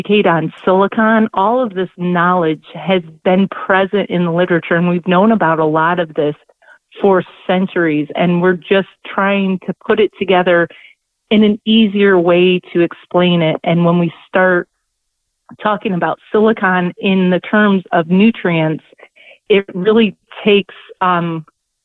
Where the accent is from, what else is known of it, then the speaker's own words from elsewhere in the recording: Northwest Ohio, United States; I am from Northwest Ohio, born and raised in the Midwest.